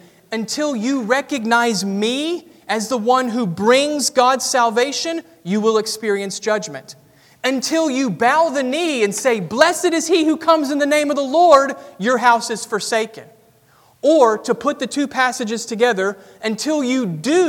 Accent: the South, United States; accent: southern; my southern accent

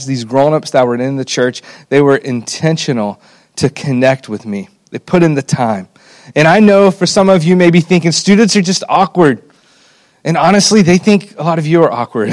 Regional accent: Alabama, United States; I grew up in Alabama, and I was blessed to be a part of a church that took discipling students very seriously

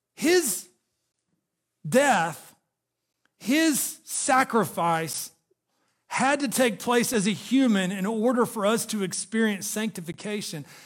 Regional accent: Chattanooga, Tennessee, United States; I grew up in Chattanooga, Tennessee

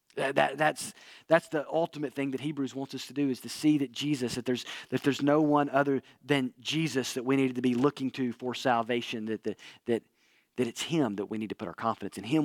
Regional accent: Northwest Alabama, United States; moved away; where I grew up in Northwest Alabama

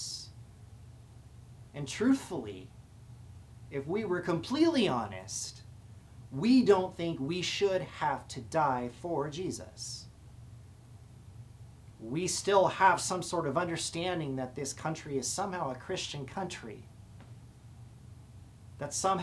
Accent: United States; we live in a country where we believe in freedom

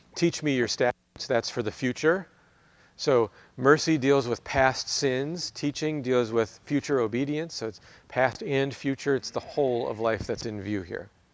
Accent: United States; as American Christians

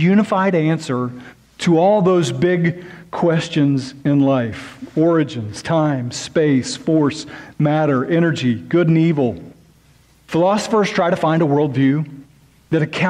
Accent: near Lake Thunderbird, Oklahoma, United States; just about 20 or 30 minutes away from my hometown

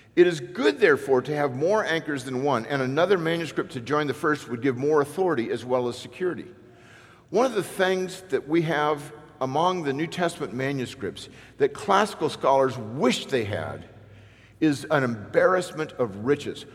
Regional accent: Newport Beach, California, United States; I grew up in Newport Beach, California

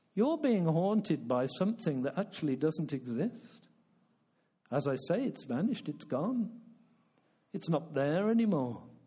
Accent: United Kingdom; I'm a Brit

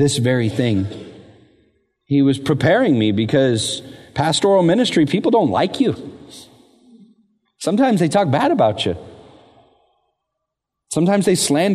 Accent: Vallejo, California, United States; I grew up in Vallejo

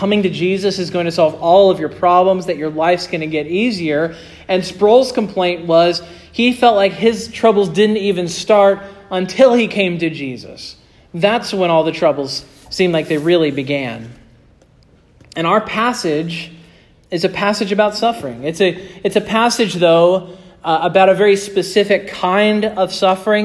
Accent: United States; as American Christians

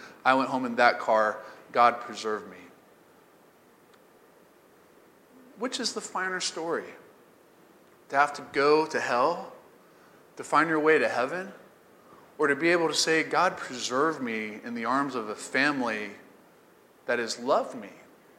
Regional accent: the Bible Belt, United States; I grew up in the Bible Belt, and church and Christians and the clothes you wear on Sunday, all that stuff for me was pretty tough.

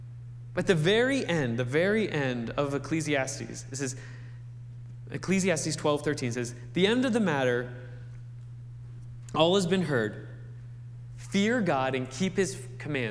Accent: Wheeling, West Virginia, United States; I grew up over near Wheeling, West Virginia

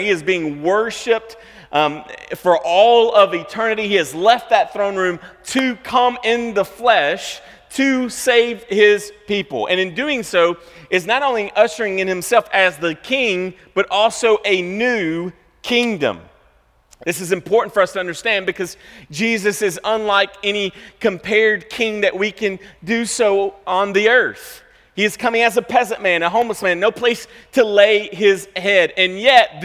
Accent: United States; as American Christians

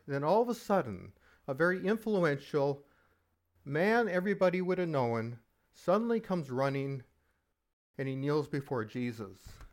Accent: Halifax, Nova Scotia, Canada; I grew up in Halifax during the sixties and seventies

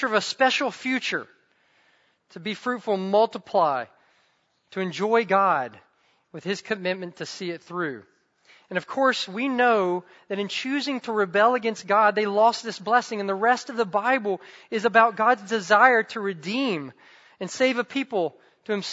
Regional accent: the South, United States; I grew up in the South

